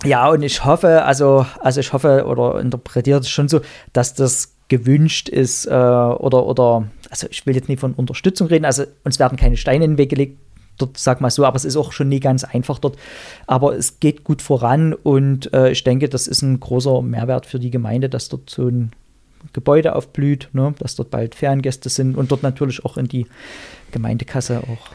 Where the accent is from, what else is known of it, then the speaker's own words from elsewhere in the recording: Erzgebirge, Saxony, Germany; in meiner Heimat im Erzgebirge